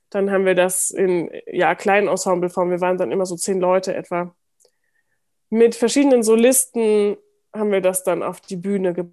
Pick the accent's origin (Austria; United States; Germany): Germany; ich bin als halbe Türkin geboren, aber ich bin ohne den, diesen ganzen Teil meiner Familie aufgewachsen, also